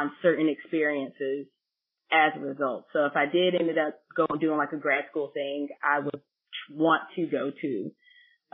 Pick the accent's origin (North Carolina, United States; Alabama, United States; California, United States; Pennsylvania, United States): North Carolina, United States; growing up in North Carolina